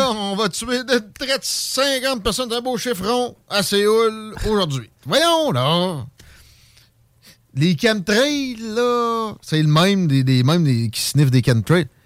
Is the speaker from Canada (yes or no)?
yes; Quebec, Canada; Moi, je suis un Gaspésien.